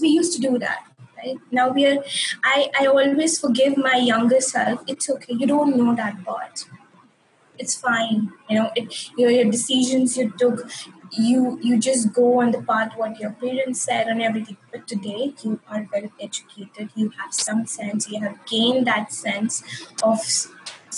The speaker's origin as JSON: {"language": "English", "country": "India", "also_born_or_lived": "United Kingdom", "moved": "as an adult"}